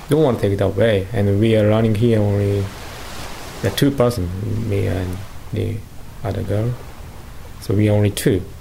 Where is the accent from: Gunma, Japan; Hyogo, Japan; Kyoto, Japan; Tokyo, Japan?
Gunma, Japan; I was born in Gunma